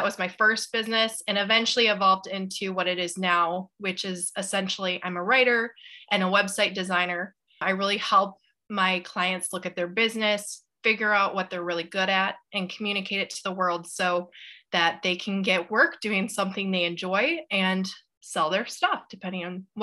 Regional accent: Grand Rapids, Michigan, United States; I'm from Grand Rapids, Michigan

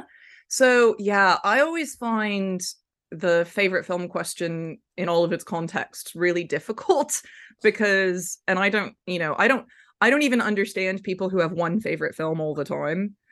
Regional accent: Memphis, Tennessee, United States; I grew up in Memphis, Tennessee

